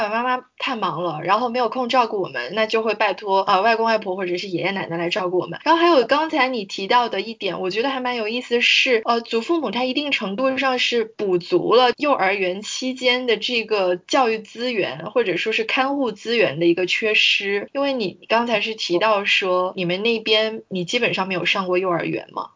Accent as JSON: {"language": "Chinese", "town": "Guangzhou", "region": "Guangdong", "country": "China", "tie": "born or raised there", "said": "我是从小就是在广州出生长大"}